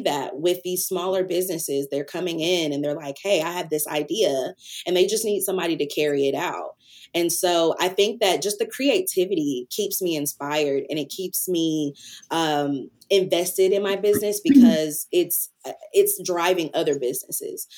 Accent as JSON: {"language": "English", "town": "Antioch", "region": "Tennessee", "country": "United States", "tie": "born or raised there", "said": "I am from originally Antioch, Tennessee, which is a small city outside of Nashville"}